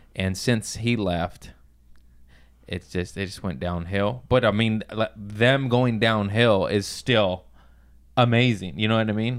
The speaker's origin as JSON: {"language": "English", "town": "Torrance", "region": "California", "country": "United States", "tie": "born or raised there", "said": "I grew up in Torrance"}